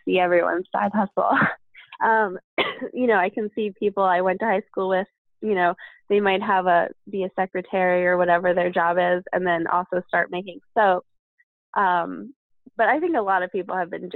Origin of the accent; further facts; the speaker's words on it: New York City, New York, United States; I grew up in the East Village outside of my parents' store.